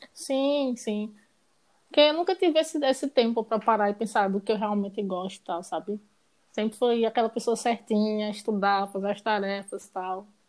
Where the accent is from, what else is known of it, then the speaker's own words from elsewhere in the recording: Garanhuns, Pernambuco, Brazil; moved away as an adult; now in Recife, Brazil; Nasci em Garanhões. É, me formei em, em, medicina veterinária lá. Aí depois mudei para Recife